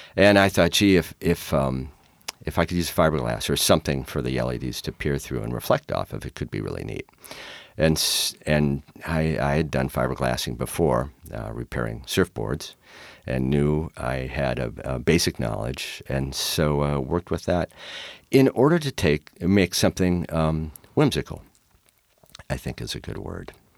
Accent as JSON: {"language": "English", "region": "Minnesota", "country": "United States", "also_born_or_lived": "New Jersey / Fox Island, Washington", "moved": "yes", "lives_now": "Tacoma, United States", "said": "I'm from Minnesota"}